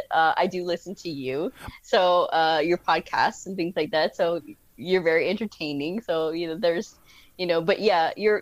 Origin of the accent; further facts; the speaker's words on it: Texas, United States; I'm a Texan